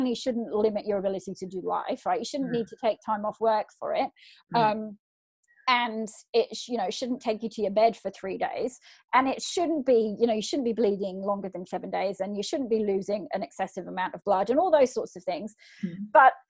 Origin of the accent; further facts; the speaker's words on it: England, United Kingdom; now in Australia; I'm from England originally